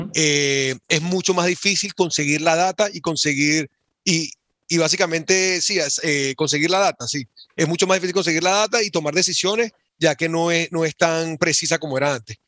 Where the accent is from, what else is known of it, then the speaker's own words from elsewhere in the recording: Venezuela; moved away as an adult; now in Boston, United States; nací y crecí en Venezuela